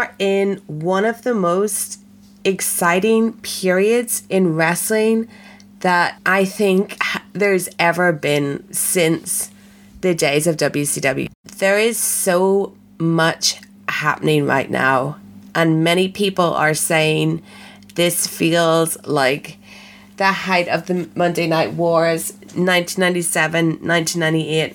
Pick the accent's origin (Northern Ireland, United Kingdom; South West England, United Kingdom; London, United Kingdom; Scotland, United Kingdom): Northern Ireland, United Kingdom; Belfast; I am from Belfast